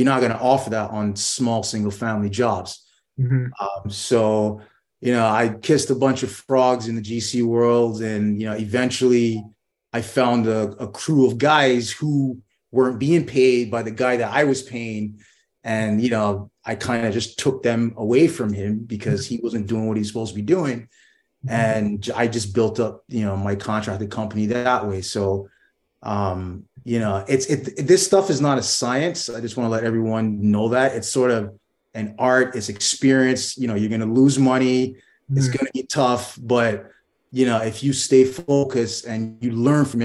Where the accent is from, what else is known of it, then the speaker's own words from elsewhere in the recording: New York, United States; I grew up in New York.